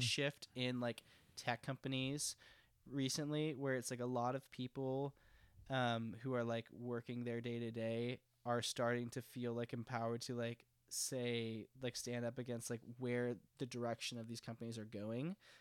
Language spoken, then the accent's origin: English; Texas, United States; as someone from Texas